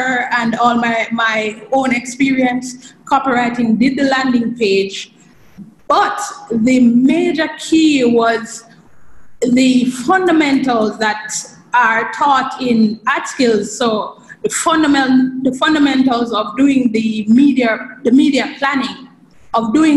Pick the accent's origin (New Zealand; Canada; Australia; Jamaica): Jamaica; I'm from Jamaica